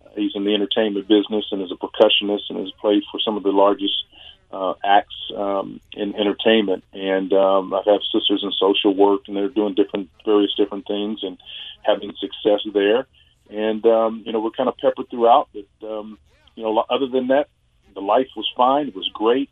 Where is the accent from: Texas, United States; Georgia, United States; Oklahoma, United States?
Oklahoma, United States; Tulsa; being a homegrown kid growing up in Oklahoma